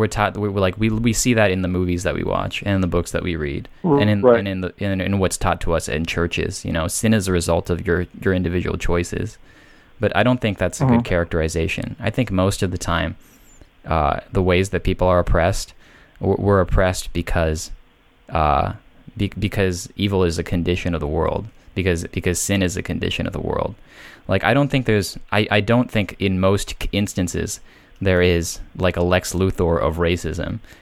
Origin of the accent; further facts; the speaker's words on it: United States; living in America because I'm an American